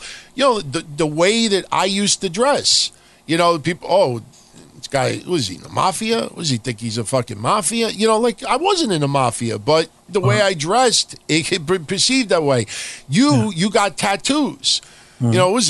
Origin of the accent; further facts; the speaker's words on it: New York City, New York, United States; also born or lived in Middle Village, Queens; I come from Howard Beach. I mean, born in Middle Village, but live in Howard Beach.